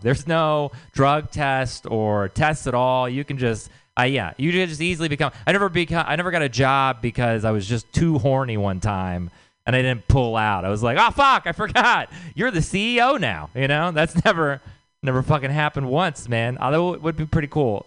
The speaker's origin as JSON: {"language": "English", "region": "Texas", "country": "United States", "moved": "yes", "said": "I'm from Texas."}